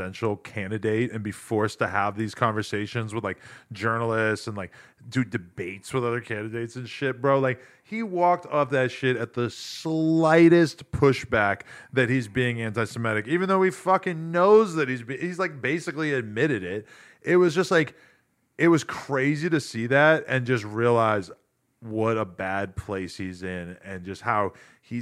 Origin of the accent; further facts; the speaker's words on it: New Hampshire, United States; moved away; where I grew up in New Hampshire